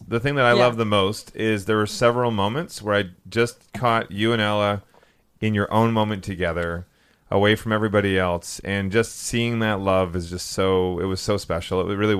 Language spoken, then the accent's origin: English; Vancouver, British Columbia, Canada; I'm from Vancouver.